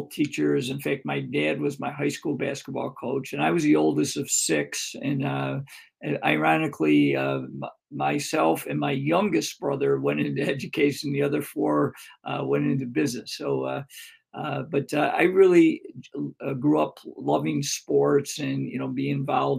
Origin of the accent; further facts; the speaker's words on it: Greece, New York, United States; my hometown of Greece, New York